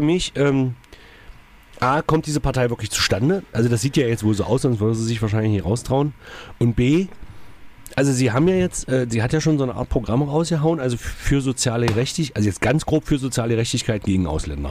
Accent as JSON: {"language": "German", "town": "Magdeburg", "region": "Saxony-Anhalt", "country": "Germany", "said": "Bei uns in Magdeburg"}